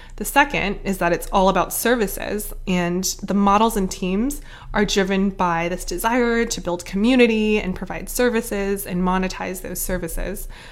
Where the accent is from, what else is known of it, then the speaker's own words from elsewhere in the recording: Atlanta, Georgia, United States; now in San Francisco, United States; also based in San Francisco, although I'm originally from Atlanta